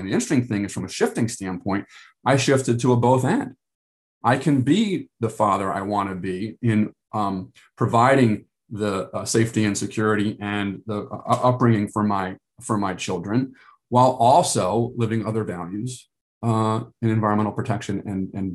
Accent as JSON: {"language": "English", "country": "United States", "said": "I'm a American male"}